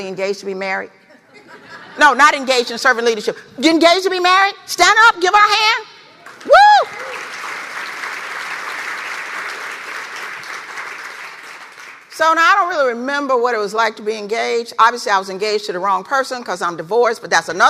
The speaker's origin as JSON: {"language": "English", "town": "Memphis", "region": "Tennessee", "country": "United States", "tie": "born or raised there", "said": "I learned how to walk in Memphis. I was born in Memphis. My family lived in the Foot Home Housing Projects"}